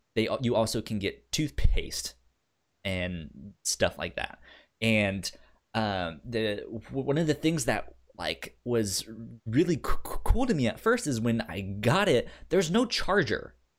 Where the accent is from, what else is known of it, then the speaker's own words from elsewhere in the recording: Northern Virginia, United States; growing up in Northern Virginia